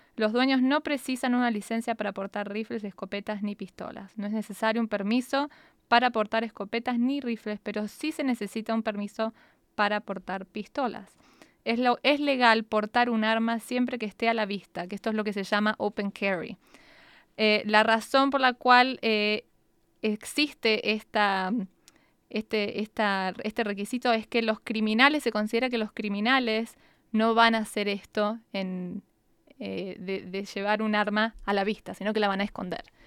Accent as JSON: {"language": "Spanish", "country": "Argentina", "tie": "born or raised there", "moved": "yes", "lives_now": "United States", "said": "yo recuerdo de chica en Argentina"}